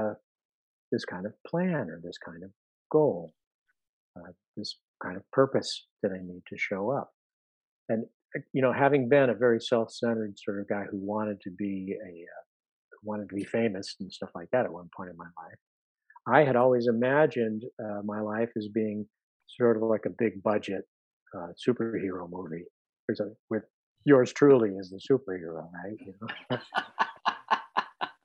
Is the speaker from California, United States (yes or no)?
yes; California, United States; moved away as an adult; also born or lived in New York City; My wife and I moved from New York City after 30 years of living there to California, because I grew up in California